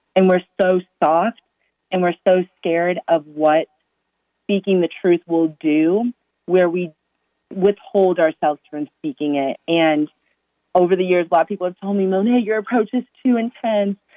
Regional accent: Massachusetts, United States; born and raised in Massachusetts

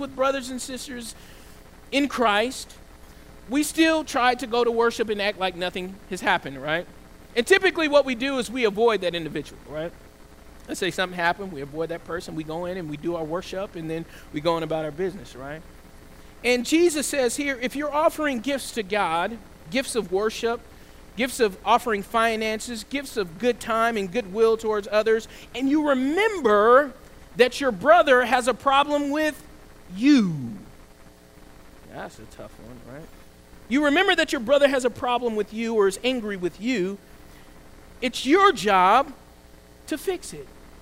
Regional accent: the South, United States; I grew up in the South

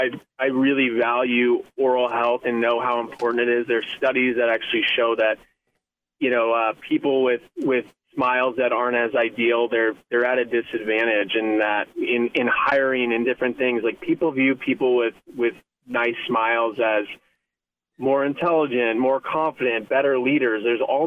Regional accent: Midwest, United States; now in Santa Barbara, United States; growing up in the Midwest and living in a lot of places, it's just the best place you could ever be. And I just love Santa Barbara, and I love all the people here.

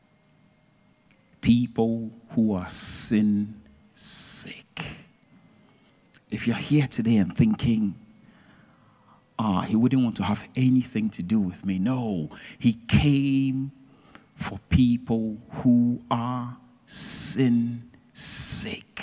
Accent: Ghana; I'm originally from Ghana

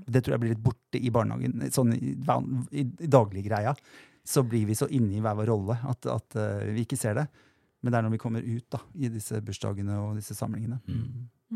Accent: Drammen, Buskerud, Norway; moved away; also born or lived in Lier; der jeg kommer fra. eller Jeg er veldig glad i Drammen og Lier

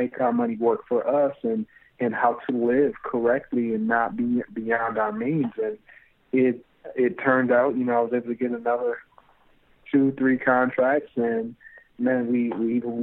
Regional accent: Kalamazoo, Michigan, United States; We're both from Kalamazoo, Michigan

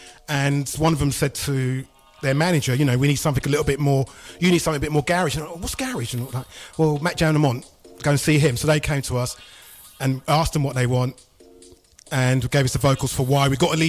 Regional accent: Luton, East of England, United Kingdom; moved away as an adult; also born or lived in London; I'm originally from Luton.

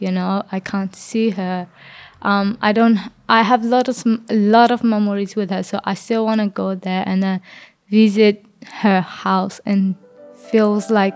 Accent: Myanmar; now in Australia; They say you came from border, even though I was born in Burma

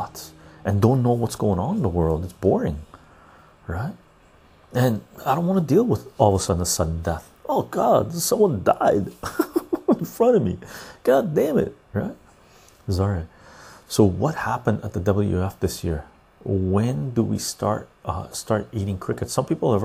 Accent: Canada; as a Canadian

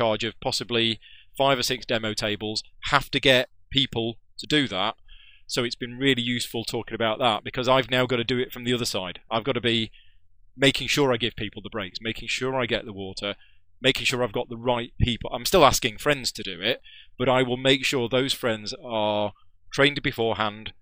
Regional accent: the north of England, United Kingdom; accent: northern; moved away as an adult; I've been down here for 6 years now, but... from all the people down here, I'm still northern

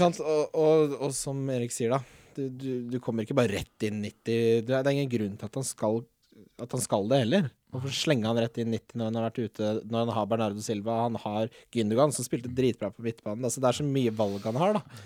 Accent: Follo, Akershus, Norway; jeg er fra Follo

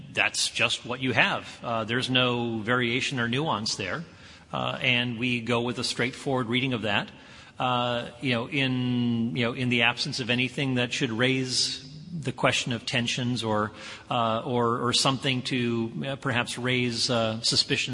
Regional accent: Tennessee, United States; I'm from Tennessee

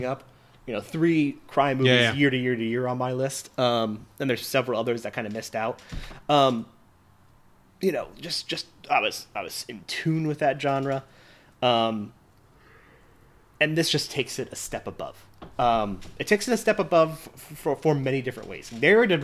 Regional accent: Nevada, United States; growing up in Nevada

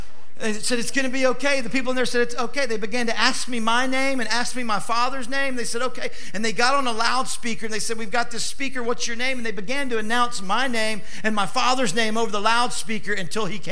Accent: Louisville, Kentucky, United States; moved away; I'm from Louisville, Kentucky

